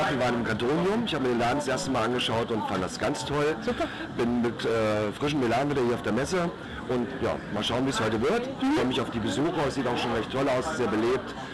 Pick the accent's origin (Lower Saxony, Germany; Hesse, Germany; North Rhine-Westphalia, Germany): North Rhine-Westphalia, Germany; Essen; Ja, ich komme aus Essen